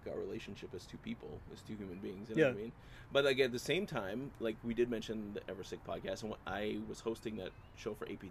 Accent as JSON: {"language": "English", "country": "Canada", "said": "We're Canadian."}